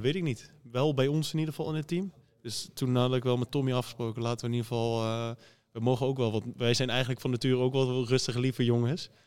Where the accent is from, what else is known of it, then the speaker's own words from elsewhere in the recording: Arnhem, Gelderland, Netherlands; now in Bergeijk, Netherlands; hoe wij praten in Arnhem